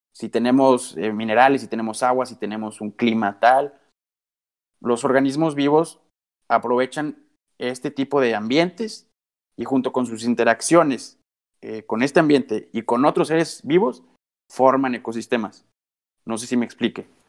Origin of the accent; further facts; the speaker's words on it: Coahuila, Mexico; nuestro estado de Coahuila, donde yo soy originario